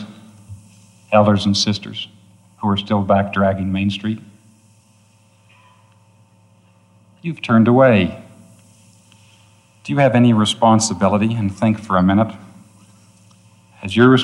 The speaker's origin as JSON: {"language": "English", "region": "New York", "country": "United States", "tie": "born or raised there"}